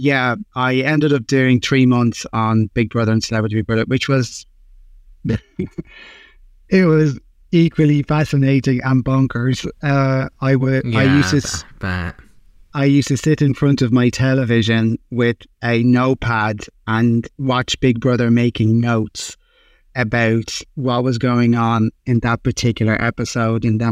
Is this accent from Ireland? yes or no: yes; Dublin, Leinster, Ireland; moved away as an adult; now in London, United Kingdom; I'm from Dublin